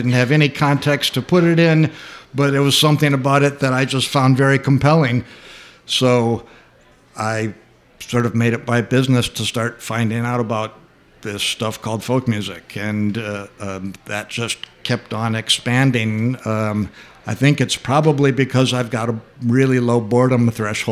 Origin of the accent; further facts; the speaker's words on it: Ypsilanti, Michigan, United States; also born or lived in Wiltshire, England / Portland; now in Chicago, United States; I was born in Wiltshire, England, and my family moved to Ypsilanti, Michigan when I was 2 years old